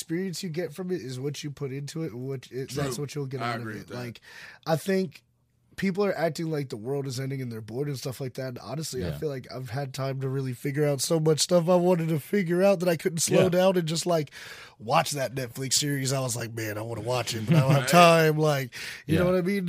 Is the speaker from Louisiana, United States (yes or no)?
yes; New Orleans, Louisiana, United States; moved away; I'm from New Orleans